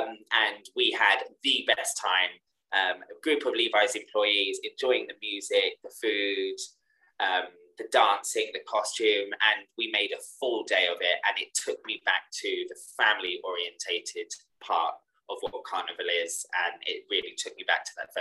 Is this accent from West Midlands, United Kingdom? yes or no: no; Hampshire, South East England, United Kingdom; I grew up in Hampshire